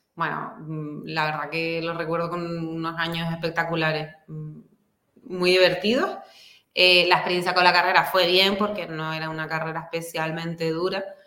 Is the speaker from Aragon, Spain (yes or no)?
no; Santa Cruz de Tenerife, Canary Islands, Spain; also born or lived in Madrid; soy de Tenerife. Yo nací aquí, mi familia es de aquí y casi siempre he vivido aquí